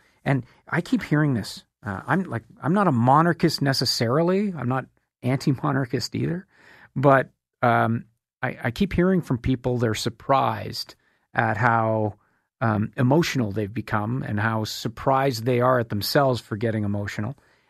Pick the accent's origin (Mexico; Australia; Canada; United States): Canada; a distant queen who doesn't really have a huge impact on your life as a person, as a Canadian.